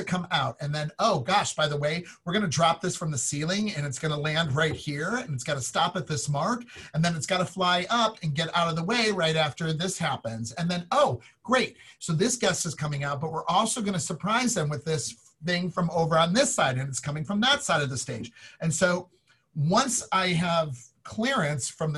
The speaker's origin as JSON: {"language": "English", "town": "Chicago", "region": "Illinois", "country": "United States", "moved": "yes", "said": "I'm from Chicago"}